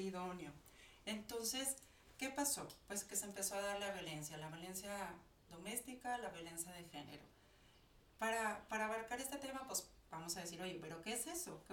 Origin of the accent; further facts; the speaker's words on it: Mexico; nosotros como, como mexicanos, como ciudadanas